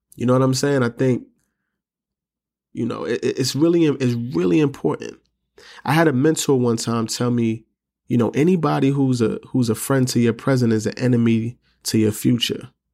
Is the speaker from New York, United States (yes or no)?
yes; New York City, New York, United States; I'm from New York City, I'm from the Bronx, grew up in the projects